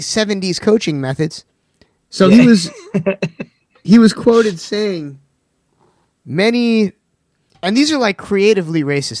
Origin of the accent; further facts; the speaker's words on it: Sag Harbor, New York, United States; yes, we're from the Hamptons